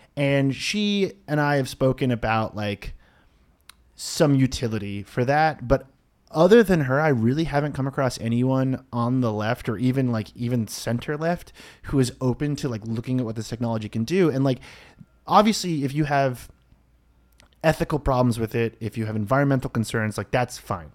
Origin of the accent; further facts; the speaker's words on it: Boston, Massachusetts, United States; I grew up in the Boston area.